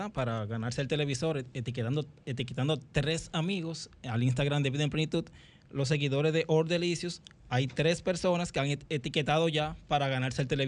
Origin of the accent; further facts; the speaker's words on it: Cibao, Dominican Republic; soy cibaeño